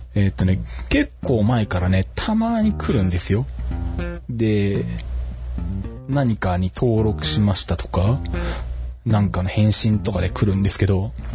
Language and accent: Japanese; Shizuoka, Japan; 地元の静岡の北村で修理受付できる